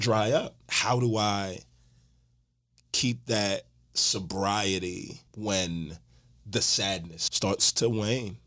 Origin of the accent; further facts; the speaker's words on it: Houston, Texas, United States; moved away as an adult; now in Atlanta, United States; Born and raised in Houston, Texas, living Atlanta right now.